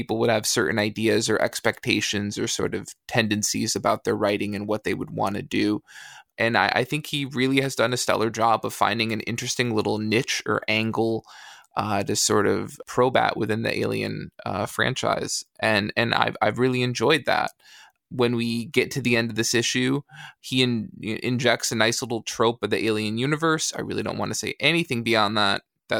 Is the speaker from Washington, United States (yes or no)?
no; Michigan, United States; I certainly don't ever remember that growing up in West Michigan.